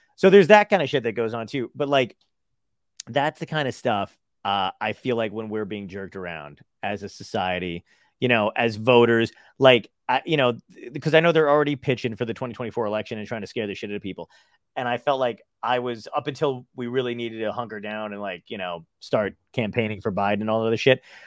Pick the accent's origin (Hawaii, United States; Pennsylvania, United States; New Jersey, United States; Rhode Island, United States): New Jersey, United States; Toms River; born or raised there; also born or lived in Brooklyn, New York